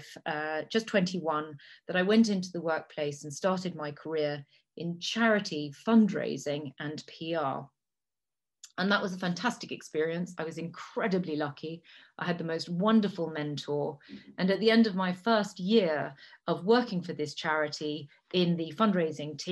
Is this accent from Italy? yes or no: yes; Italy; first language Italian; English is a second language; moved away; also born or lived in Cambridge, United Kingdom; I'm English. My family is English, but had lived in Italy for over 150 years. So I've grown up in what I consider to be one of the most beautiful places in the world. I speak three languages. Italian is my first language.